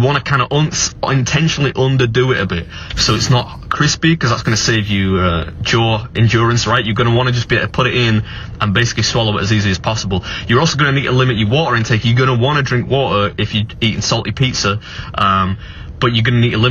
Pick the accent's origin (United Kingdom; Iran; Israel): United Kingdom; England; I'm English